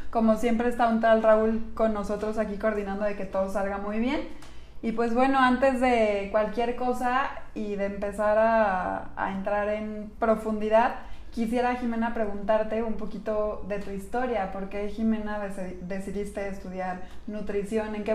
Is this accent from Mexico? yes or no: yes; Mexico